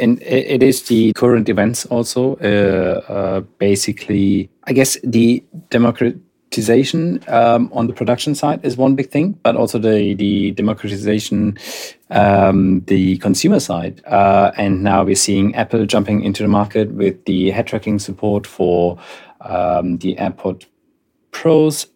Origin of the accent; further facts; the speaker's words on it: Darmstadt, Hesse, Germany; moved away; I'm, I'm originally from Darmstadt, uh, in Germany